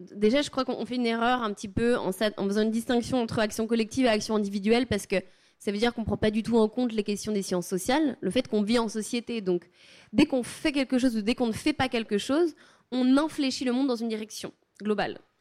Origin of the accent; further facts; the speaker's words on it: Savoie, Auvergne-Rhône-Alpes, France; chez moi en Savoie